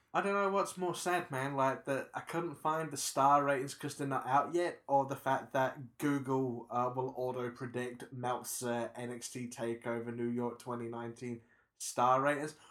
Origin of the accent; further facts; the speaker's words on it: New Zealand; I'm a New Zealander